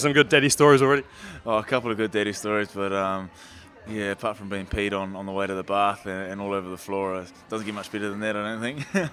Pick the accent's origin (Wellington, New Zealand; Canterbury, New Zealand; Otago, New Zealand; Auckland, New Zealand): Wellington, New Zealand; also born or lived in Masterton; you could say Wellington born and bred, but I was born in Maston